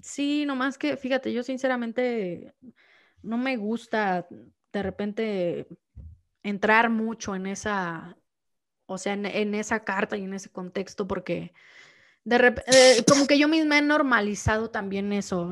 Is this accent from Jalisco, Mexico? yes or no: yes; Los Altos de Jalisco, Mexico; now in Mexico City, Mexico; yo soy muy rara en, mi pueblo